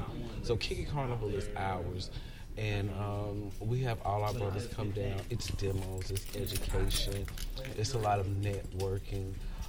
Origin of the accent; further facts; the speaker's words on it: Charlotte, North Carolina, United States; moved away as an adult; now in Atlanta, United States; I'm originally from Charlotte, North Carolina.